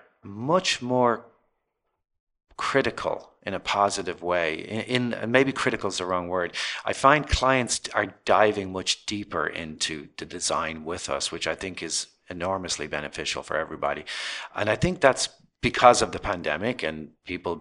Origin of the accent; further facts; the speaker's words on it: Ireland; moved away as an adult; now in Los Angeles, United States; I grew up in Ireland and pretty modest background.